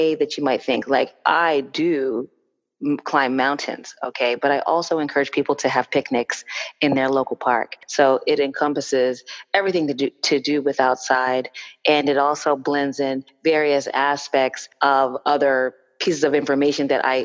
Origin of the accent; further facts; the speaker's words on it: Cape Cod, Massachusetts, United States; I grew up in Cape Cod, Massachusetts